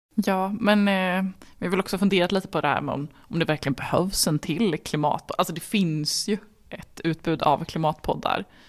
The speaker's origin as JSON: {"language": "Swedish", "region": "Värmland", "country": "Sweden", "said": "Som är värmlänning"}